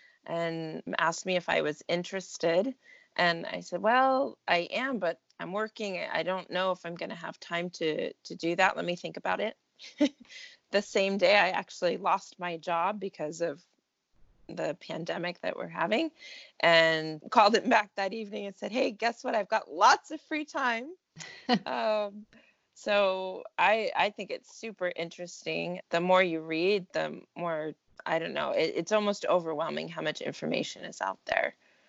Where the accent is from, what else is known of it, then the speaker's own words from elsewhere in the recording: Texas, United States; born there; also born or lived in California / Italy; now in Oregon, United States; So I am currently in Oregon, near Salem. Okay. And I've lived in California before that. I've lived in Italy for a few years and born in Texas. So kind of a bit of everywhere.